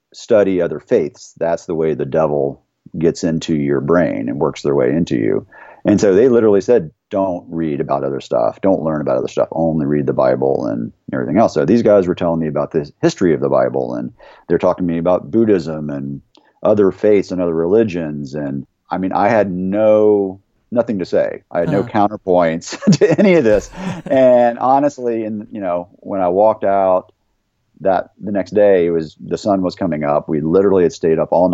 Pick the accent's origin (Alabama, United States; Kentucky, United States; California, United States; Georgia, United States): Georgia, United States; Conyers; now in Charlotte, United States; I grew up in right outside of Atlanta in a town called Conyers, Georgia